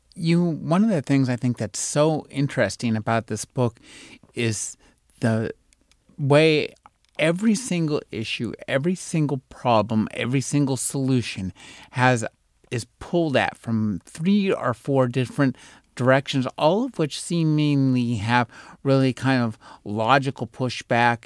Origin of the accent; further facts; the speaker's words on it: United States; as an American